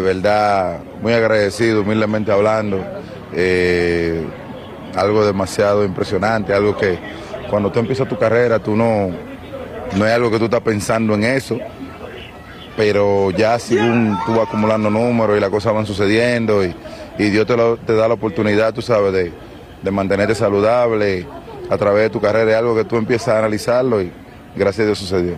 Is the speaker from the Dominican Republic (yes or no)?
yes; Dominican Republic; moved away; also born or lived in Boston; la República Dominicana, mi país natal